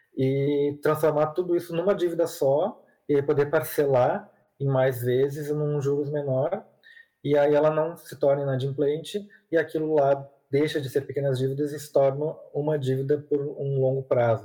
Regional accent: Porto Alegre, Rio Grande do Sul, Brazil; eu sou aqui de Porto Alegre

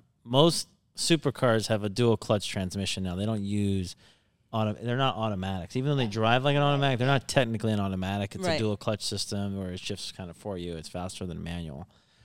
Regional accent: New Jersey, United States; I'm from New Jersey.

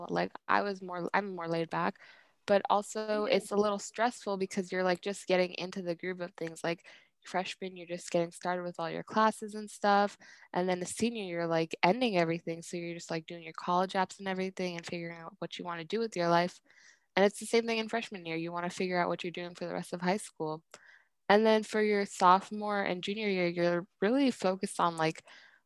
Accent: Bay Area, California, United States; I was born in the Bay Area. I honestly don't know

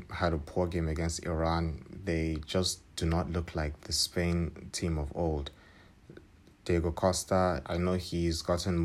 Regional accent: Nigeria; I am from Nigeria

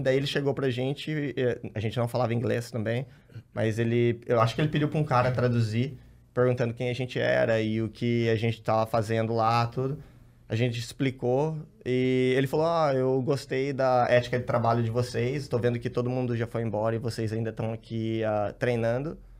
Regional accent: Rio Claro, São Paulo, Brazil; A gente é de Rio Claro, interior Sim. de São Paulo, cidade pequena

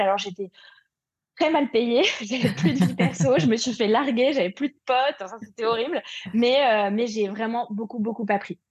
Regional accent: Paris, Île-de-France, France; je suis parisienne

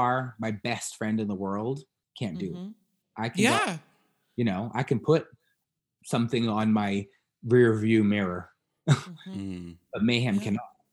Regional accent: Scotland, United Kingdom; moved away; I grew up in Scotland

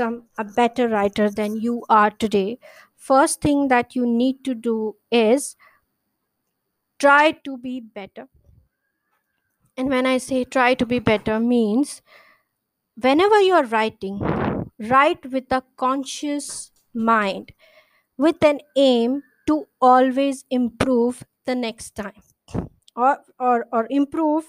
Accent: India; I'm an Indian writer

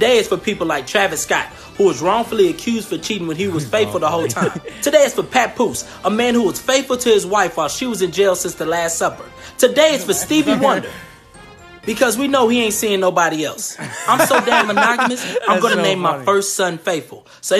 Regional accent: Nigeria; I'm so damn faithful, people are surprised that I'm Nigerian.

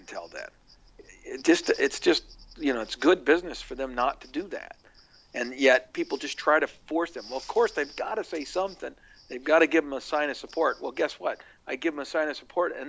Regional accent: near Scott Frost's hometown, Nebraska, United States; he's from right near my hometown

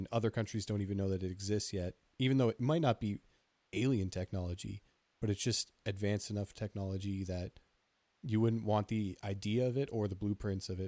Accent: New Jersey, United States; What are you, Jersey? I'm from Jersey, and y- your spitch is weird.

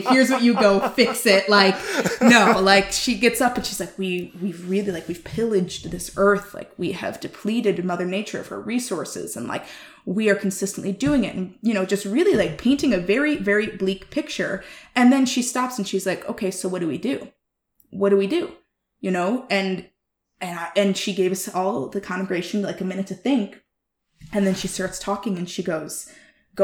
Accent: Chicago, Illinois, United States; I grew up in Chicago, raised by white people as a Black woman

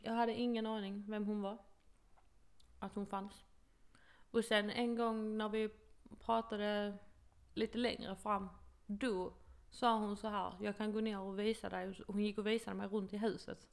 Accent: Sweden; moved away as an adult; now in United States; min bästa vän hemma i Sverige

